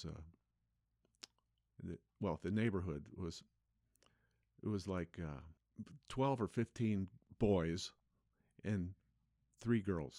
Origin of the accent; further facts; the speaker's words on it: West Covina, California, United States; West Covina, California.